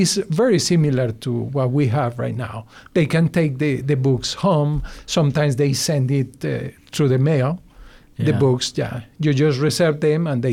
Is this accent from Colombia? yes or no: yes; Bogota, Colombia; English is a second language; moved away as an adult; now in United States; I'm from Bogota. I was born in Bogota, and I went to the university in Bogota.